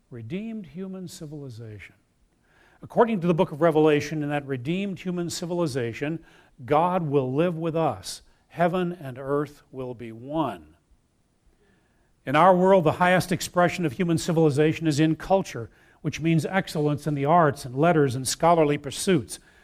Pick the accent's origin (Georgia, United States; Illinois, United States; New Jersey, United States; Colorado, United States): Illinois, United States; Wheaton; I grew up in Wheaton, Illinois.